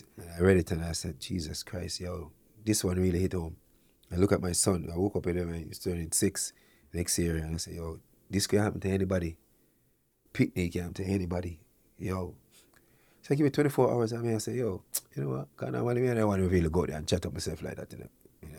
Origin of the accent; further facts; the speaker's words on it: Canada; also born or lived in Jamaica; As a Jamaican, born in Jamaica, grew up here in Canada